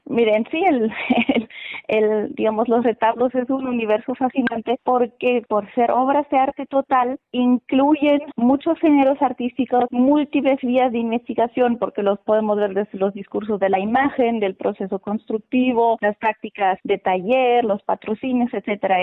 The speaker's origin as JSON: {"language": "Spanish", "country": "Germany", "moved": "yes", "lives_now": "Oaxaca, Mexico", "said": "Yo soy de Alemania"}